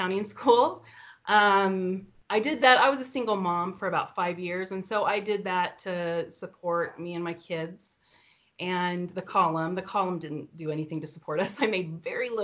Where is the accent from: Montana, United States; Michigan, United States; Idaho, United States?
Idaho, United States; Idaho Falls; I'm from Idaho Falls, and I live with 5 of our 7 children